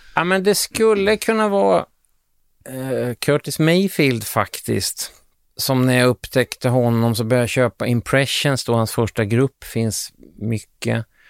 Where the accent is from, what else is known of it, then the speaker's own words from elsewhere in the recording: Sweden; som svensk musikjournalist